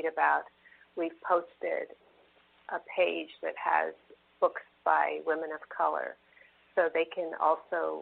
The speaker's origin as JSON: {"language": "English", "town": "San Francisco", "region": "California", "country": "United States", "tie": "born or raised there", "said": "growing up in San Francisco"}